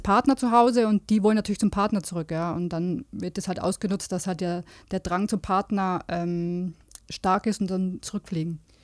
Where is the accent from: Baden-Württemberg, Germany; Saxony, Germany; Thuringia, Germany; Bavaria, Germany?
Bavaria, Germany; Munich; also born or lived in Regensburg; Also die ersten acht Jahre und dann sind wir nach München gezogen.